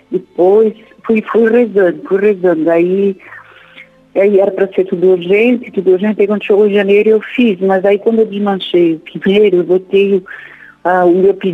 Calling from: Blumenau, Santa Catarina, Brazil; Eu falo de Blumenau.

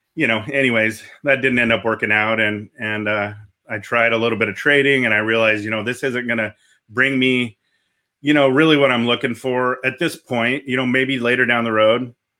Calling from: Coppell, Texas, United States; I'm calling in from Capel, Texas, which is basically Dallas.

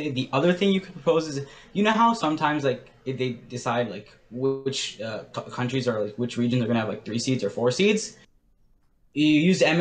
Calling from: Ontario, Canada; Uh, I'm calling from Ontario.

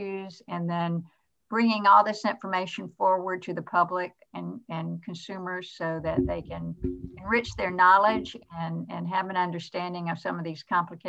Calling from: Atlanta, Georgia, United States; Well, I'm dialing in from Atlanta, Georgia, which is my home base.

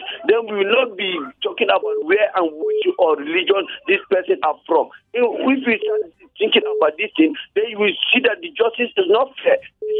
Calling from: T Junction, Plateau, Nigeria; I'm calling from T Junction.

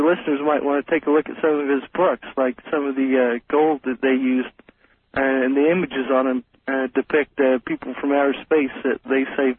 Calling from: Colby, Kansas, United States; I'm calling from Colby, Kansas.

